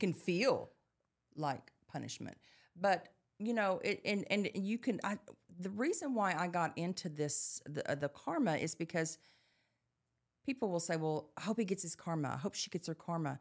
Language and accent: English; Dallas, Texas, United States; growing up in Dallas